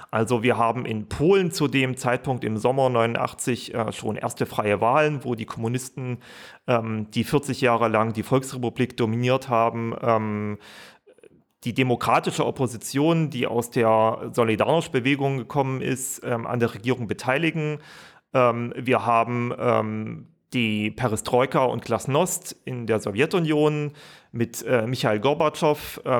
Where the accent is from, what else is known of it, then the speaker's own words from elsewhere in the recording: Saxony, Germany; ähm, ich komme aus Sachsen und kann dementsprechend auch etwas zu Sachsen sagen.